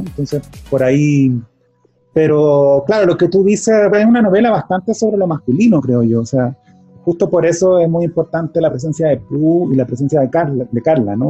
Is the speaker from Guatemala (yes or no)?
no; Chile; soy chileno